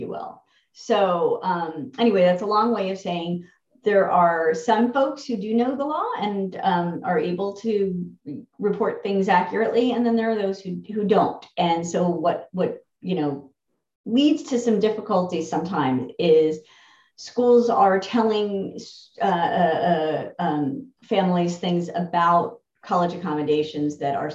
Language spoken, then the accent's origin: English; New Jersey, United States; I'm from New Jersey